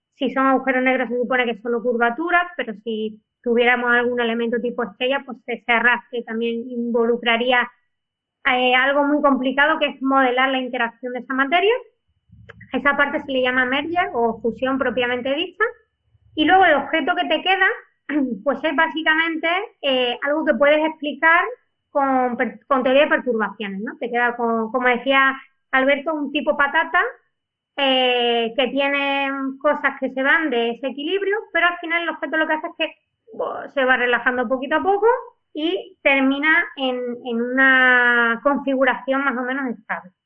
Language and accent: Spanish; Spain; como los españoles tenemos dos apellidos